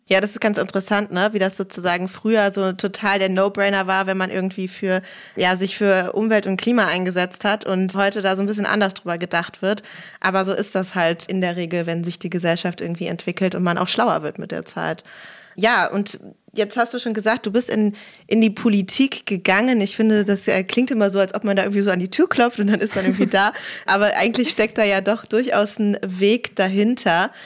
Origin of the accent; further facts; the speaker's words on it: Germany; bei uns in Deutschland